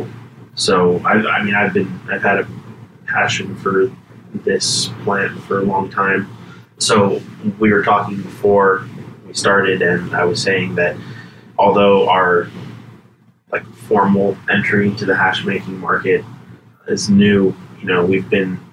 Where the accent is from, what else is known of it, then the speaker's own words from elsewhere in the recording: Los Angeles, California, United States; I was born and raised in the San Fernando Valley